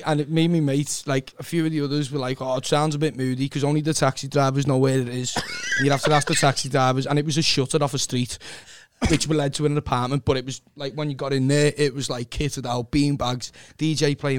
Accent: Liverpool, North West England, United Kingdom; I was born in Croxted.

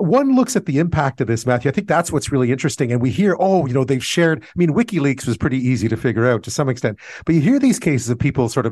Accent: Canada; as a Canadian

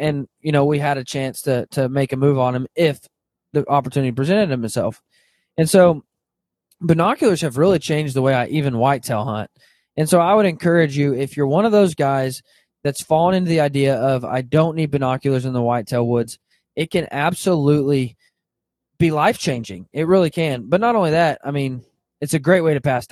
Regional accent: Arkansas, United States; I grew up in Arkansas, hunting in the Ozarks

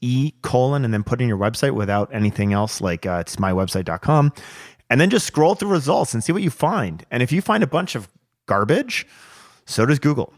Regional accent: New Jersey, United States; moved away; also born or lived in West Coast; when I was growing up in New Jersey

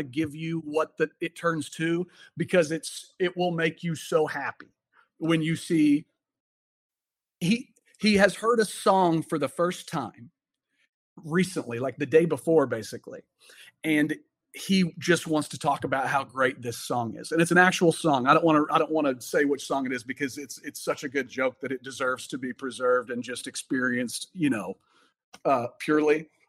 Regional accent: Oklahoma, United States; accent: Southern; I'm from Oklahoma.

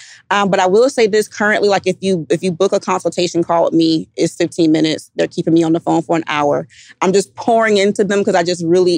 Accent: Savannah, Georgia, United States; moved away; I'm from Savannah, Georgia. I go home, my senior friends are looking for me.

